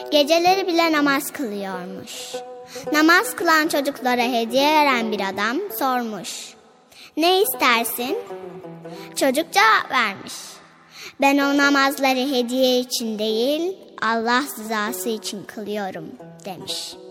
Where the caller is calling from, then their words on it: Kocaeli, Turkey; Ben Kocaeli'den.